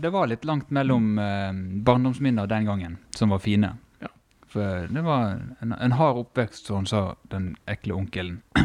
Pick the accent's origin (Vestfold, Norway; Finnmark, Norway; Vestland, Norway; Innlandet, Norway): Vestland, Norway; Førde; barndommen i Førde